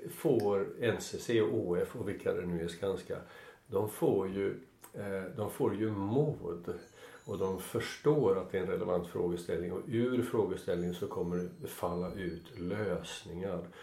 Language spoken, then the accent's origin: Swedish; Sweden; Jag kom från Sverige